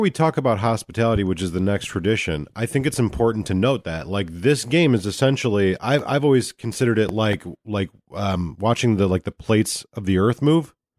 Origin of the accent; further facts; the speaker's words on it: United States; I'm an American sightseer